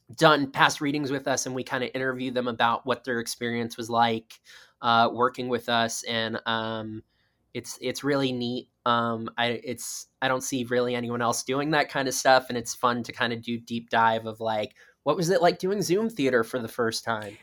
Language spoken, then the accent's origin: English; South Florida, United States; now in New York City, United States; I grew up in South Florida